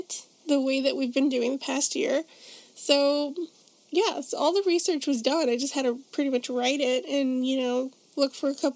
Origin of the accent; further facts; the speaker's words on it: Chicago, Illinois, United States; my hometown of Chicago, Illinois